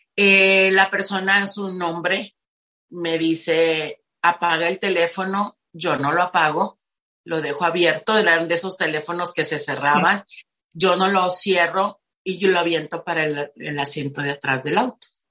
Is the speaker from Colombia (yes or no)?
no; Tijuana, Baja California, Mexico; now in Playas de Rosarito, Mexico; Crecí en Tijuana, soy de Tijuana, actualmente vivo en Playas de Rosarito.